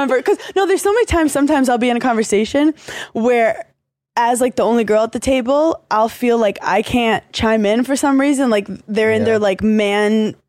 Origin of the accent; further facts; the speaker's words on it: New York, United States; growing up in New York